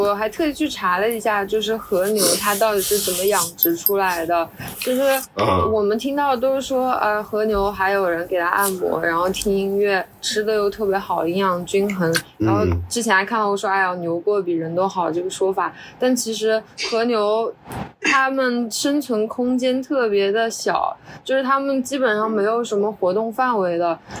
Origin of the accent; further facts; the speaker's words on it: Yangzhou, Jiangsu, China; 我是扬州的，